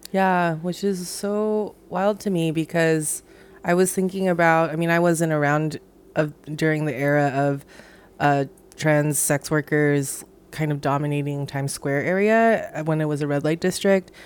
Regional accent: Hawaii, United States; moved away as an adult; also born or lived in New York; I'm from Hawaii originally, lived in New York for ten years, moved back to Hawaii during the pandemic

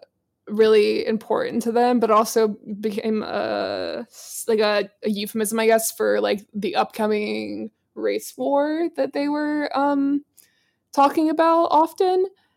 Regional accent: South Carolina, United States; Yeah, I'm actually from South Carolina, like born and raised.

